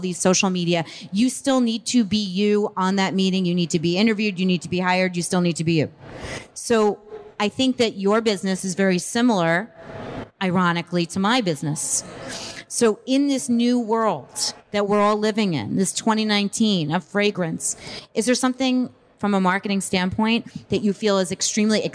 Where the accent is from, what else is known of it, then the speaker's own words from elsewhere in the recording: East Coast, United States; We grew up on the East Coast